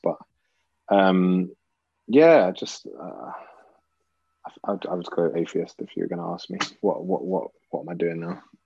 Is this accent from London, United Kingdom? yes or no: yes; London, United Kingdom; growing up in North London now, so I moved I moved to North when I was quite quite young, probably eight or nine